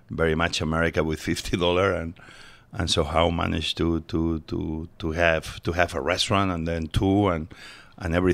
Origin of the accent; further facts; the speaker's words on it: Mieres, Asturias, Spain; English is a second language; now in United States; I was born in Asturias, uh, mining area, in a tiny town called Mieres, and it's northern Spain. Yep, uh, uh, super green.